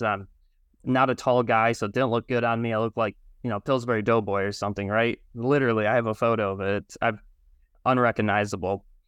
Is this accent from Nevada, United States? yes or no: no; Michigan, United States; I'm from Michigan